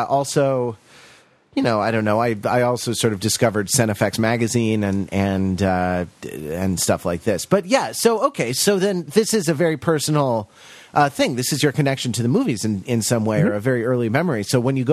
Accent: Los Angeles, California, United States; I grew up in Los Angeles, and so we had Universal Studios Hollywood right here

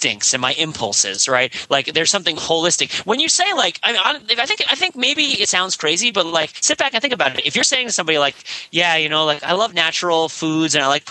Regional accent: New Jersey, United States; moved away; Route 17 runs through my town in New Jersey where I grew up.

